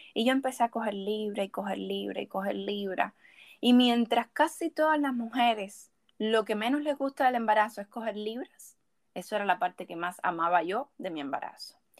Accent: Cuba; also born or lived in Havana, Cuba; Cuando yo estaba en mi pueblo, yo me sentía tan incómoda

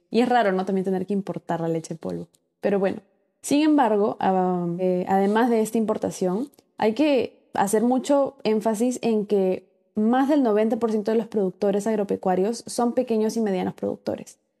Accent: Peru; como peruanos

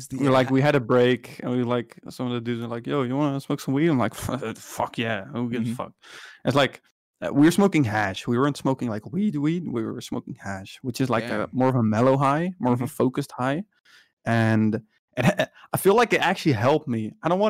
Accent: Netherlands; Well, it's kind of different because I'm from the Netherlands, but I think the education I was doing after high school was in America.

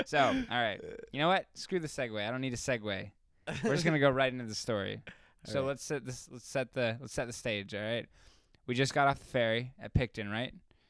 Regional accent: United States; accent: American; now in New Zealand

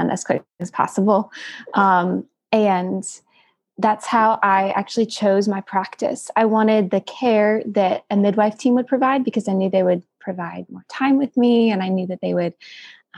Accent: Greenville, South Carolina, United States; I'm from Greenville, South Carolina

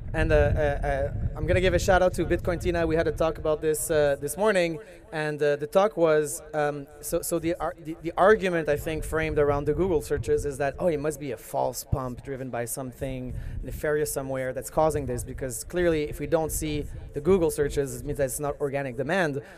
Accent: Canada; I'm a Canadian citizen

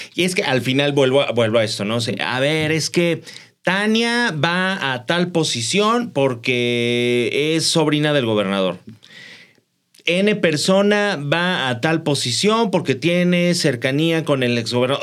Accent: Mexico; Somos muy cómodos los mexicanos

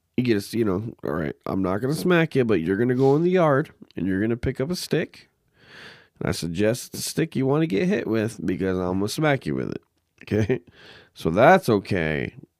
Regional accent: Arizona, United States; now in Minnesota, United States; I grew up in Arizona

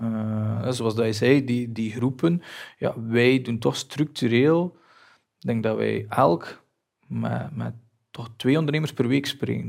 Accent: Belgium; wij als Belgen

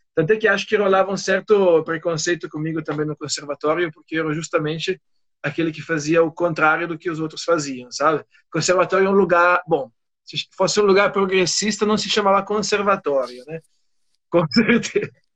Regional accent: Aosta Valley, Italy; Portuguese is a second language; moved away as an adult; now in Brazil; Eu sou do norte da Itália, na região chamada Vale da Osta que é perto de, perto de Turim

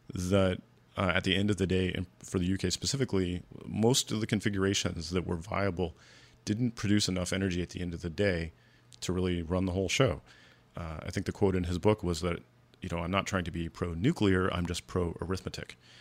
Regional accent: United States; as an American

